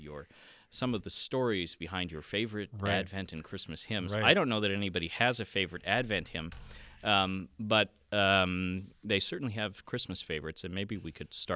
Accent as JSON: {"language": "English", "town": "Clearwater", "region": "Florida", "country": "United States", "tie": "born or raised there", "also_born_or_lived": "Northfield / Oklahoma", "lives_now": "Sioux Falls, United States", "said": "So I grew up in Florida, Clearwater, near that side of the state, and went to school at St. Olaf College in Northfield, Minnesota."}